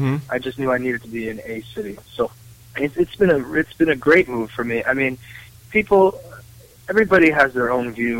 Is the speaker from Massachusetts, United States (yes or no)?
yes; Western Massachusetts, United States; moved away as an adult; now in Boulder City, United States; I'm from Western Massachusetts, from country, you know, dirt roads, wide open country, not much going on.